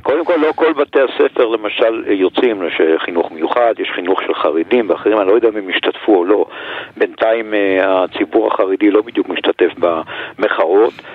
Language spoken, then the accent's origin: Hebrew; Jerusalem, Jerusalem District, Israel; כירושלמי, כיליד העיר הזאת